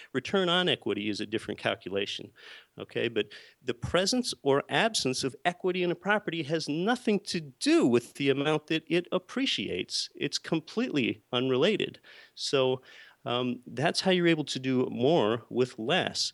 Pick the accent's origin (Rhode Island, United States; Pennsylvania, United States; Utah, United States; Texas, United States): Pennsylvania, United States; moved away as an adult; now in Anchorage, United States; I was born and raised in Pennsylvania, and I did not come from an entrepreneurial or a real estate family at all